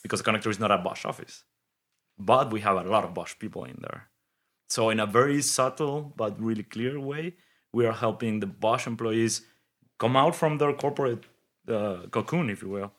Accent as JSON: {"language": "English", "region": "Mexico City", "country": "Mexico", "tie": "born or raised there", "also_born_or_lived": "Detroit / Germany", "moved": "as an adult", "said": "I grew up in Mexico City."}